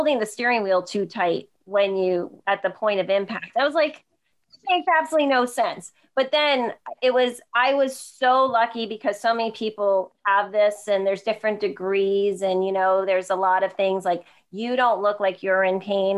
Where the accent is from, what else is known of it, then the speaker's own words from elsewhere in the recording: New Jersey, United States; moved away as an adult; also born or lived in Delaware; I'm originally from New Jersey